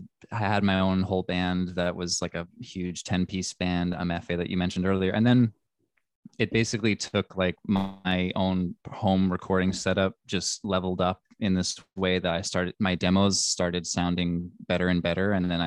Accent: New York City, New York, United States; I grew up in Manhattan, in Greenwich Village. Yeah.

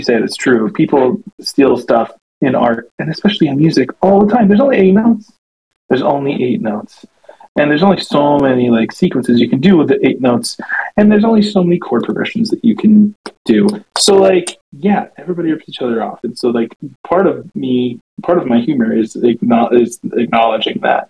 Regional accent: Davidson County, North Carolina, United States; I'm from Davidson County, North Carolina, where John Skipper is from

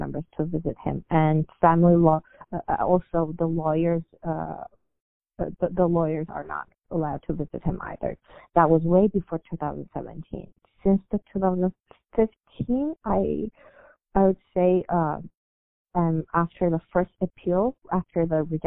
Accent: China; English is a second language; moved away as an adult; now in United States

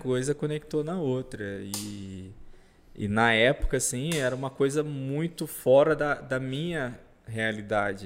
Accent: Parauapebas, Pará, Brazil; Eu sou do sul do Pará

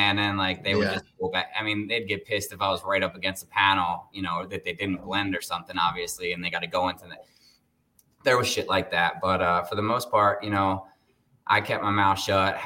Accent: Baltimore, Maryland, United States; now in Las Vegas, United States; I'm originally from the East Coast, grew up in Baltimore

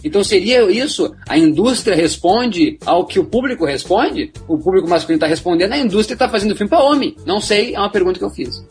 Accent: Brazil; nós somos do Brasil, nós temos vários sotaques

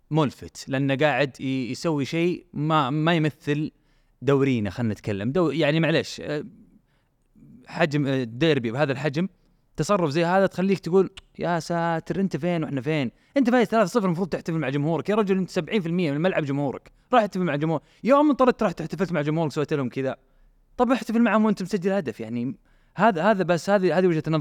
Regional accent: Riyadh, Riyadh Province, Saudi Arabia; اليوم الحمد لله هي عندنا هنا في الرياض نعيشها عندنا في السعوديه نعيشها

